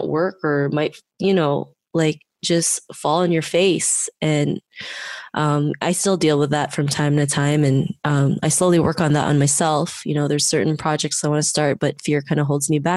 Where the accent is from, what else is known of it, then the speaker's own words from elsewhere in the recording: Philippines; now in Toronto, Canada; I was born in the Philippines, but I'm currently living in Toronto